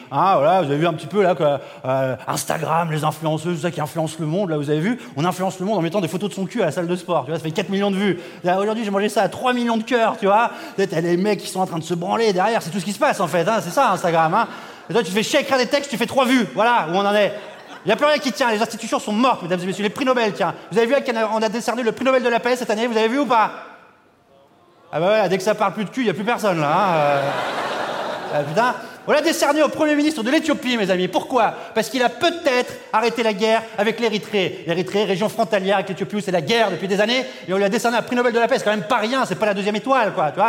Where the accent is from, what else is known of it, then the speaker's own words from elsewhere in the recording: France; Moi, je suis français, ton train, il va peut-être partir.